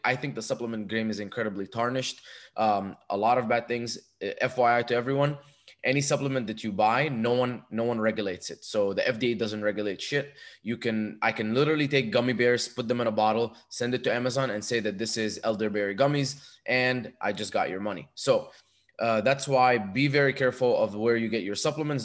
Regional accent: Dubai, United Arab Emirates; moved away as an adult; also born or lived in Egypt; now in United States; I was born in Egypt and moved to Dubai when I was two. Grew up there till I was 18. Moved to America to go to college

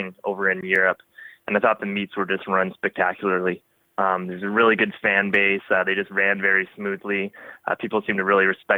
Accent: Windsor, Ontario, Canada; growing up in Windsor, we get some pretty hot and humid summers

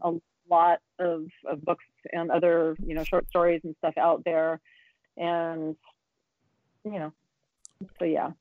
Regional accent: San Diego, California, United States; San Diego is my hometown

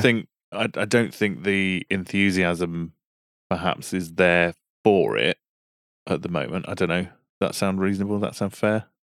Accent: United Kingdom; We're British.

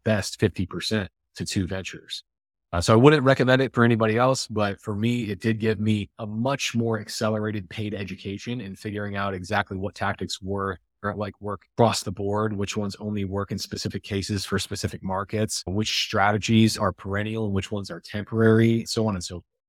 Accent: Iowa, United States; I grew up in Iowa

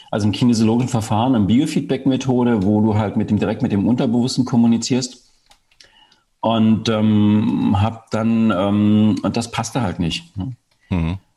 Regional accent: East Germany, Germany; Ich bin im Osten Deutschlands groß geworden.

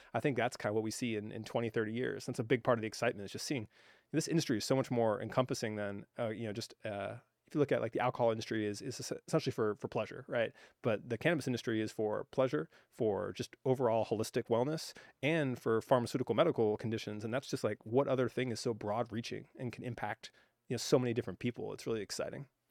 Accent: Hawaii, United States; I grew up in Hawaii

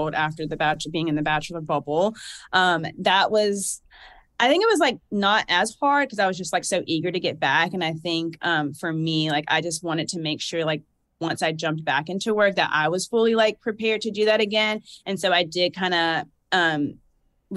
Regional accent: Georgia, United States; accent: southern drawl; also born or lived in New Jersey / Alabama; I was born in New Jersey, but I basically have lived in Georgia my whole life

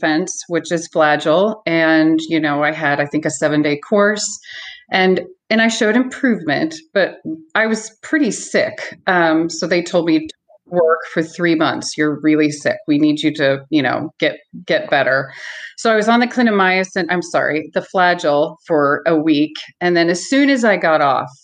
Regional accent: Columbia, Missouri, United States; I'm from Columbia, Missouri.

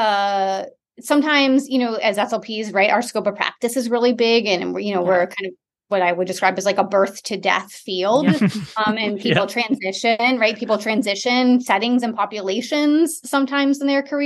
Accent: Detroit, Michigan, United States; now in Austin, United States; I grew up in Michigan in the suburbs of Metro Detroit

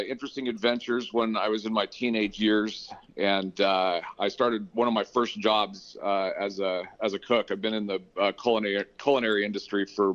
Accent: Reno, Nevada, United States; also born or lived in Arizona; At about 6 months of age, my father whisked the family off to northern Nevada, where we had the choice of either living in Elko or Reno.

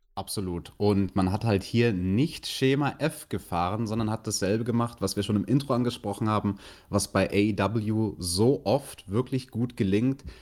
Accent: Bavaria, Germany; Bei uns in Bayern

